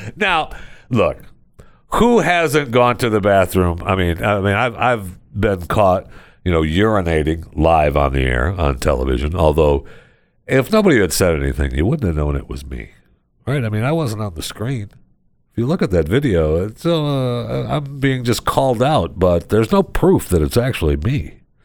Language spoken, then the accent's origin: English; Michigan, United States; also born or lived in Florida; now in Texas, United States; I was born and raised in Michigan